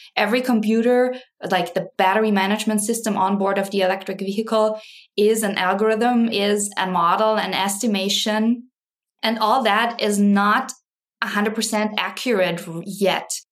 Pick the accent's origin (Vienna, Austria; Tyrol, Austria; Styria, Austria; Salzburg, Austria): Styria, Austria; Graz; moved away as an adult; now in Wisconsin, United States; I am originally from Austria, grew up in, in Graz